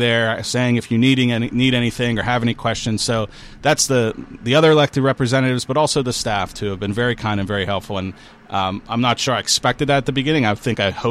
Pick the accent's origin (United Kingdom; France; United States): United States; Mon Valley, Pennsylvania; I'm very proud to represent this area that my family's lived in for this long